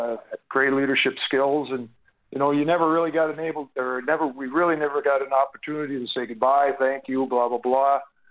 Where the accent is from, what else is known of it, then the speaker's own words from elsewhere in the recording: Minneapolis, Minnesota, United States; moved away as an adult; now in Calgary, Canada; I'm from the Minneapolis area